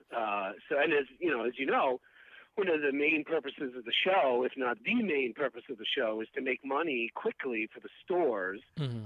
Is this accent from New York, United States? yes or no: yes; New York City, New York, United States; moved away; also born or lived in Massachusetts; I'm from Queens